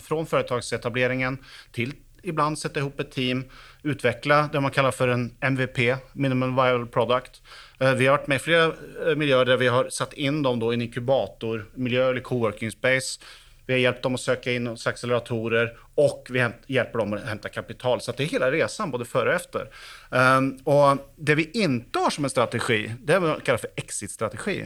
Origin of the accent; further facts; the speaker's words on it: Sweden; now in Oslo, Norway; jag är uppväxt i Sverige så jag snackar svenska också